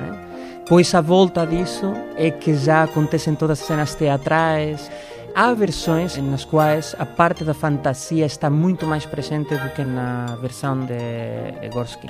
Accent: Madrid, Community of Madrid, Spain; Eu, como espanhol

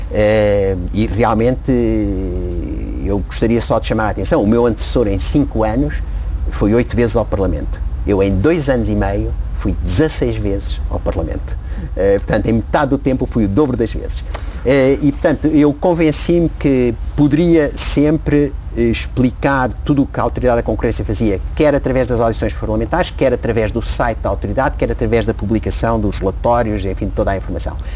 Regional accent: Angola; also born or lived in São Tomé and Príncipe; nasci em África, ele estava em África e, aliás, ele era um apaixonado da África e fez grande parte da sua carreira em África. Eh, e portanto nós nascemos lá e vivemos lá há muitos anos, em, em Angola particularmente, e depois um bocado em São Tomé

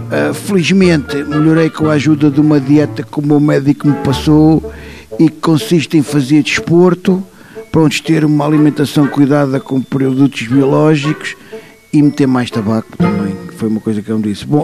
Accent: Moscavide, Lisbon, Portugal; sou de Moscavide. Uh, tenho pena que peleiam, peleiam, polulam, poluam o Tejo que me viu nascer e crescer.

